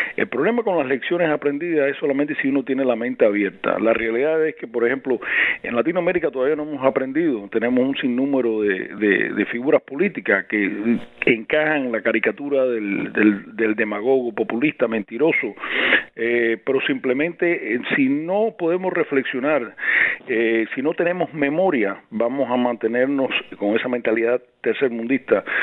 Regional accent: Cuba; now in United States; Para mí como cubano

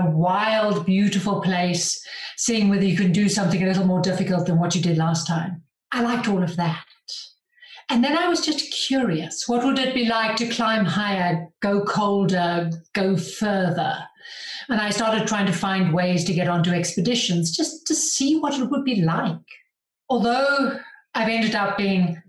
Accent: Johannesburg, Gauteng, South Africa; moved away as an adult; now in Andorra; I grew up in Johannesburg in South Africa, big city, huge grass plain, not a mountain in sight

